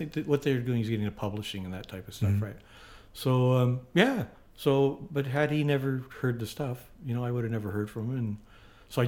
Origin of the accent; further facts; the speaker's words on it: Winnipeg, Manitoba, Canada; moved away; I grew up in Winnipeg with his older brother